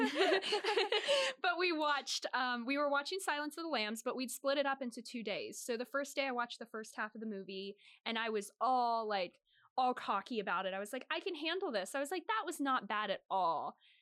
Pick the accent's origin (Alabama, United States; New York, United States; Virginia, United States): Virginia, United States; Northern; moved away as an adult; now in Boston, United States; I'm from Northern Virginia, about twenty minutes outside of Washington, D C